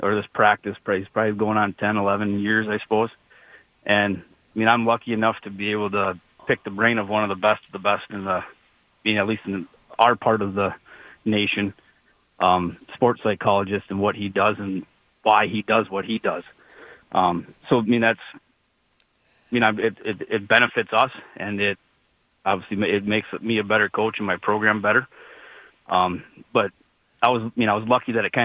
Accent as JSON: {"language": "English", "town": "Amery", "region": "Wisconsin", "country": "United States", "tie": "born or raised there", "said": "I grew up in Amory, which is about a half hour south of here."}